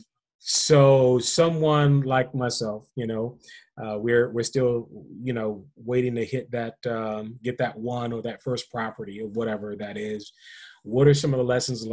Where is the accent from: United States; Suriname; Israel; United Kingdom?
United States; Washington, District of Columbia; I'm from the Washington, D.C. area